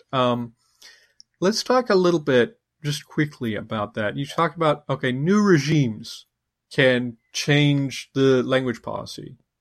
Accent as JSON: {"language": "English", "country": "United States"}